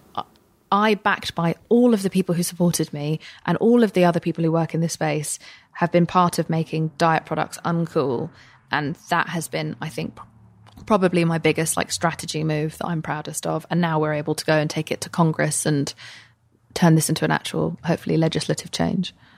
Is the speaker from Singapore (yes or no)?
no; England, United Kingdom; moved away as an adult; now in United States; I am an English person